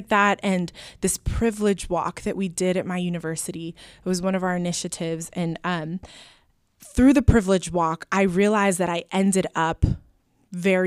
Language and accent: English; Anchorage, Alaska, United States; first language Spanish; English is a second language; moved away as an adult; now in Portland, United States; I grew up in Anchorage, Alaska, and my dad is Dominican and my mom is from Honduras